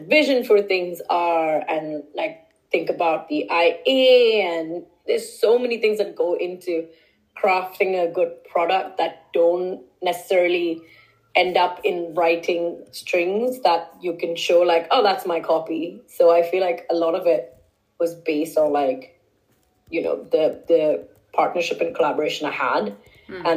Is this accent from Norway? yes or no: no; India; also born or lived in Stockholm; now in London, United Kingdom; Culturally, I'm Indian